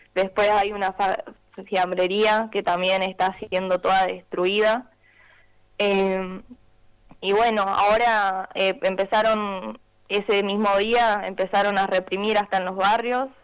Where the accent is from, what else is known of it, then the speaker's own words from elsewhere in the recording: Jujuy, Argentina; moved away as an adult; now in Córdoba, Argentina; soy de Jujuy. Ahora estoy estudiando en Córdoba